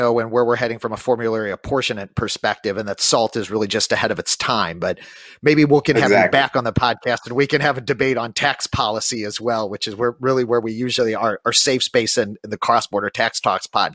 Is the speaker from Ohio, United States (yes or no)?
no; St. Louis, Missouri, United States; I'm from St. Louis